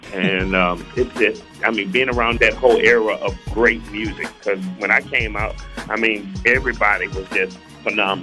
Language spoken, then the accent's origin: English; the Carolinas, United States; my main mission in life was to represent my people. North and South Carolina, the Carolinas